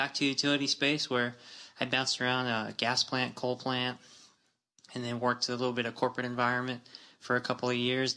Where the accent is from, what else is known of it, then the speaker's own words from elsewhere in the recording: Tuba City, Arizona, United States; Born and raised Arizona, Tuba City specifically